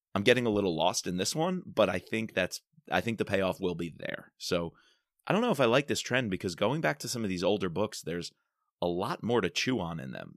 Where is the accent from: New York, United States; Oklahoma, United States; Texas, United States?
New York, United States; I'm a New Yorker, and I spent plenty of time in Manhattan